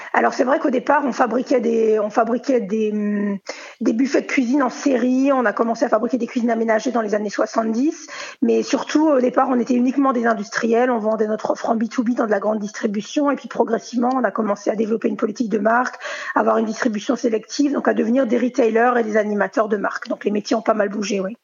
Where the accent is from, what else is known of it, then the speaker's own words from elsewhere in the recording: Alsace, Grand Est, France; en tant qu'Alsacienne